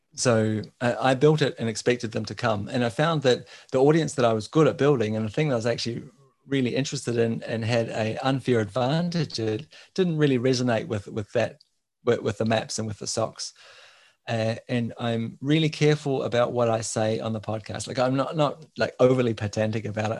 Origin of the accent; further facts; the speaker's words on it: New Zealand; now in Denmark; I'm from New Zealand, living in Denmark.